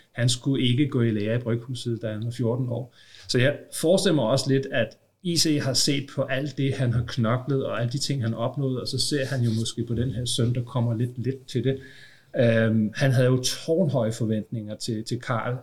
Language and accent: Danish; Copenhagen, Capital Region of Denmark, Denmark; Nu er jeg jo københavner